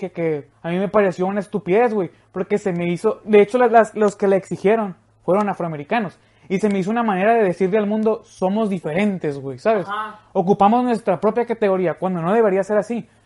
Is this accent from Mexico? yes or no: yes; Mexico; soy mexicano, estoy orgulloso de ser mexicano.